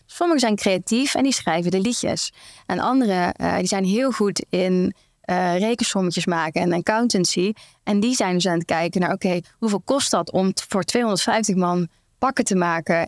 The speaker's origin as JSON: {"language": "Dutch", "town": "Venlo", "region": "Limburg", "country": "Netherlands", "said": "ik kom uit Venlo. Limburg"}